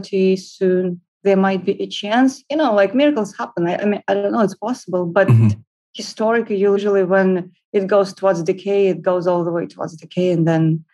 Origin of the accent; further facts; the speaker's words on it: Moscow, Russia; I'm from Moscow